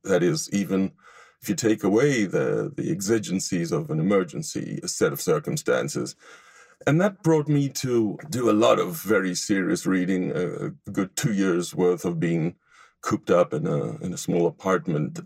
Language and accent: English; Israel; moved away as an adult; now in Los Angeles, United States; I grew up in Israel and I was educated um, Tel Aviv University before coming to the United States